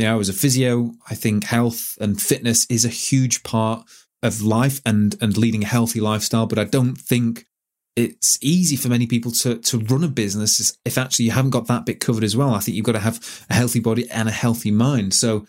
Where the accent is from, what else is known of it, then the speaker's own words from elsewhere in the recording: Manchester, North West England, United Kingdom; when you're from Manchester and you grew up in Manchester and all that was happening, that was a really exciting time to be in Manchester.